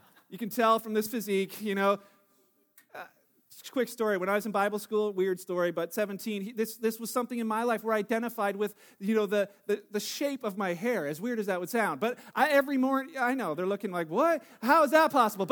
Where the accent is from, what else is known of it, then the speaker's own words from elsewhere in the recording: Canada; I'm Canadian, that's how I identify